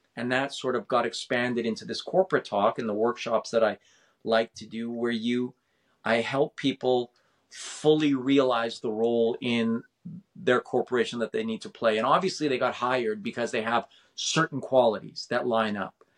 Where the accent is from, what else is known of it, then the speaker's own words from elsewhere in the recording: Winnipeg, Manitoba, Canada; moved away; I was born in Winnipeg, Manitoba